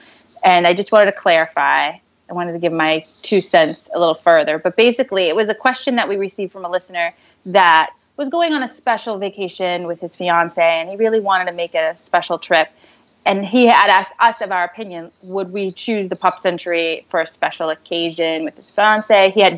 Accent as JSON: {"language": "English", "town": "Boston", "region": "Massachusetts", "country": "United States", "accent": "Boston", "said": "maybe it's my Boston accent."}